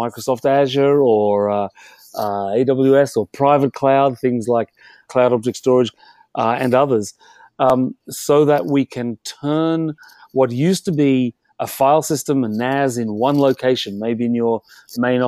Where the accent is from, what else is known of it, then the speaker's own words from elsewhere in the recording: Australia; accent: Australian; moved away as an adult; also born or lived in London; now in Europe; My accent is Australian, but I've lived here in Europe for nearly 30 years